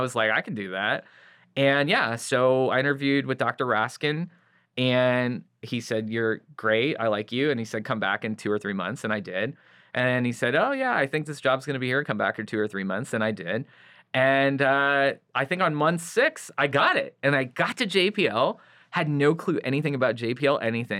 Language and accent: English; Santa Clarita, California, United States; I grew up in Santa Clarita, about an hour north of L